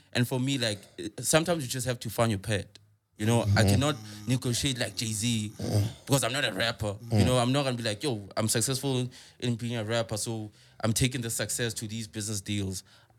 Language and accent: English; Soweto, Gauteng, South Africa; I come from Soweto